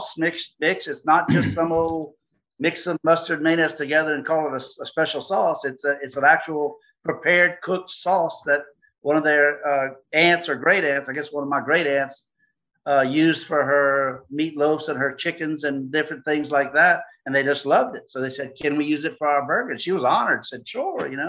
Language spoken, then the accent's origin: English; Louisiana, United States; we're from Louisiana